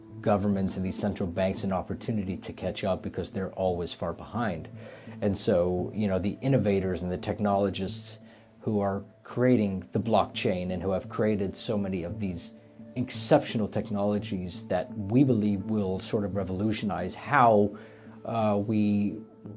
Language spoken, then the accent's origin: English; Lebanon; moved away; I'm originally from Lebanon, and I have a lot of family there